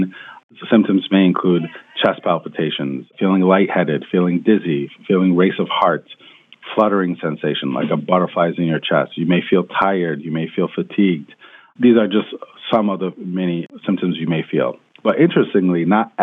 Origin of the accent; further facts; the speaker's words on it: Rochester, New York, United States; moved away as an adult; also born or lived in Washington, D.C.; now in California, United States; back home in Rochester, New York, where I was born and raised